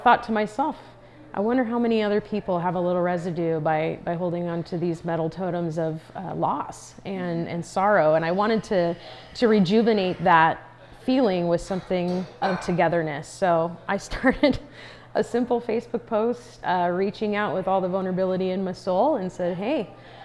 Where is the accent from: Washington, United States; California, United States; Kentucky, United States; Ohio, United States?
California, United States; Paradise; I am an artist from Paradise, California